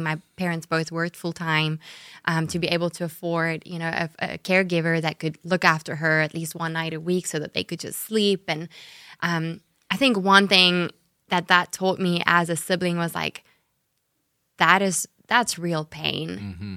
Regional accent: South Africa; accent: South African; moved away as an adult; now in Jacksonville, United States; south africa is where i was mm-hmm. born and raised and and grew up

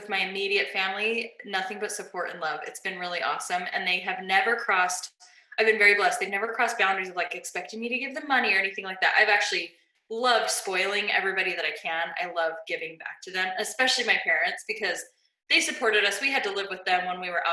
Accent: Las Vegas, Nevada, United States; I grew up in Las Vegas and it was just not a great school.

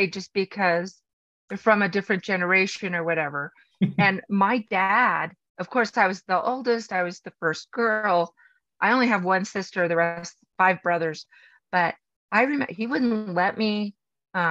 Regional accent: Los Angeles, California, United States; I grew up in Los Angeles

